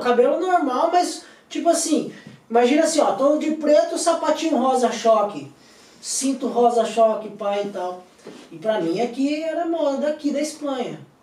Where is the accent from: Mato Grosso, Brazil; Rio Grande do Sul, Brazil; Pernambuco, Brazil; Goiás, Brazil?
Mato Grosso, Brazil; Cuiabá; also born or lived in Madrid; now in Spain; Eu sou de Cuiabá